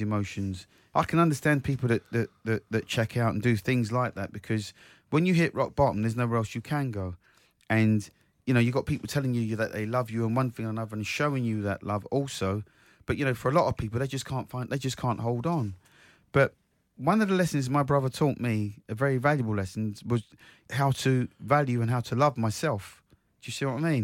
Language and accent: English; Croydon, London, United Kingdom; my hometown, South Croydon